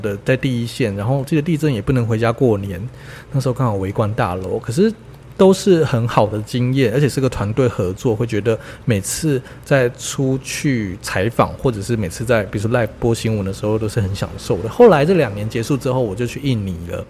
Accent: Taiwan; 因为我是台湾人吧

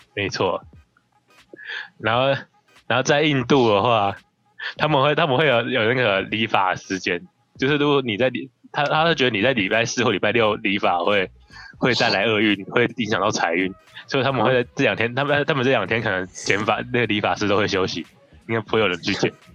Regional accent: Taiwan; 我们台湾人

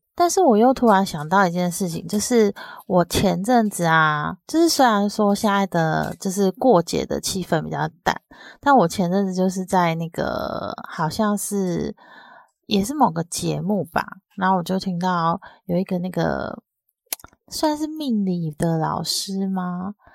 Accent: southern Taiwan, Taiwan; moved away; 我之前在小，比较小的时候在南部

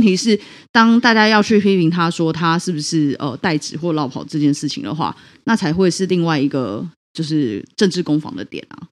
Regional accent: Taiwan; 我们台湾人

